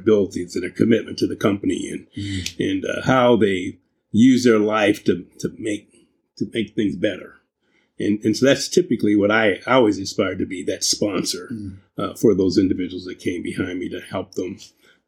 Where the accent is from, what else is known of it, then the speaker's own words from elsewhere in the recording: Columbus, Ohio, United States; Columbus is a great place to grow up. Yeah. We grew up in Milo Grogan